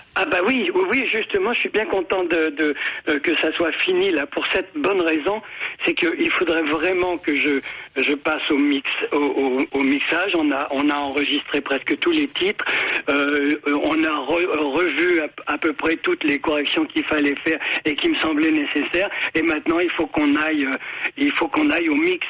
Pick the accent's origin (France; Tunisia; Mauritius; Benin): France; Normandy; en tant que Normand